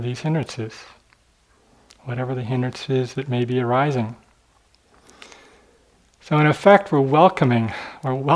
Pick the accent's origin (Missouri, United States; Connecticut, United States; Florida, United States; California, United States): Missouri, United States; St. Louis; I grew up in St. Louis, right by the Mississippi River